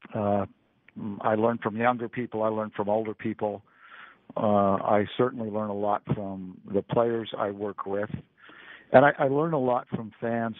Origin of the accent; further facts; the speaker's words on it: Laton, California, United States; Layton's a small farming community. I grew up on a on a farm, uh, four miles from from Layton